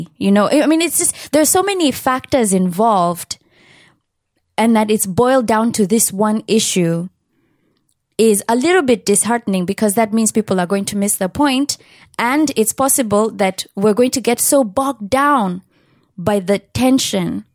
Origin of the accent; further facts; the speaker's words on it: Kenya; my being a Kenyan who is not from the higher echelons in society